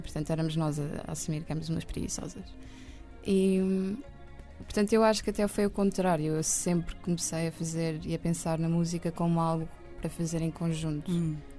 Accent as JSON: {"language": "Portuguese", "region": "Lisbon area", "country": "Portugal", "tie": "born or raised there", "also_born_or_lived": "Benfica, Lisbon / Estoril", "said": "Eu nasci em Benfica, acho uhum. eu mas depois vivi no Estoril com o meu pai e com a minha mãe e com a minha irmã Marta uhum. durante dois anos"}